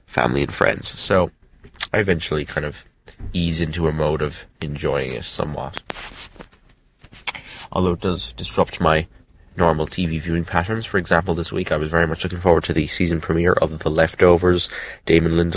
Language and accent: English; Ireland; I'm from Ireland